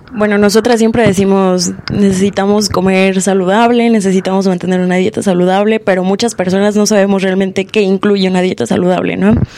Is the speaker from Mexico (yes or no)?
yes; Mexico; somos mexicanos